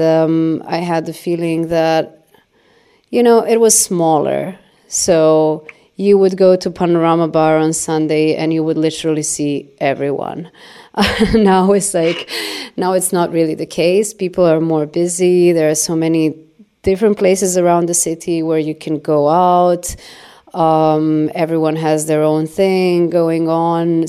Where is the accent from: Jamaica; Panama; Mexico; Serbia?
Serbia; Belgrade; moved away as an adult; also born or lived in Berlin, Germany; I'm from Belgrade and I grew up in Belgrade.